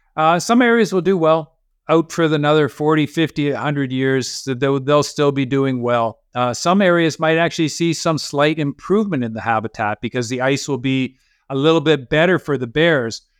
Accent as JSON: {"language": "English", "country": "Canada", "also_born_or_lived": "Norway", "said": "as a Canadian working for the Norwegian government as the polar bear scientist"}